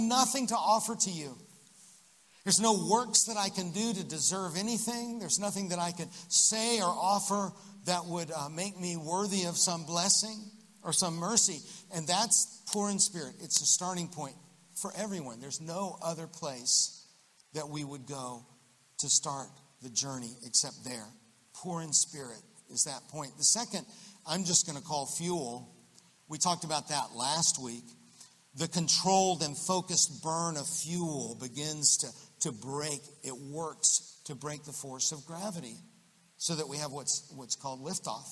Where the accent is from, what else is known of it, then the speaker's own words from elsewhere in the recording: Central Florida, United States; I grew up in Central Florida